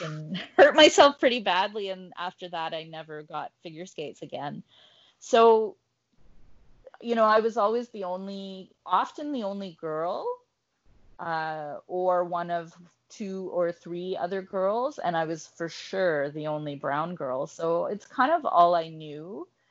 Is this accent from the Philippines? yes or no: no; Ottawa, Ontario, Canada; I grew up in Ottawa in the 80s